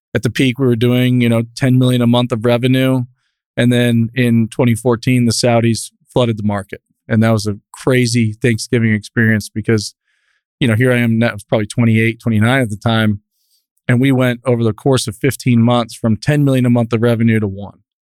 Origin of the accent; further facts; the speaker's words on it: Newport Beach, California, United States; now in Midland, United States; I grew up in Newport Beach. I was a product of, you know, Orange County surf culture, pop culture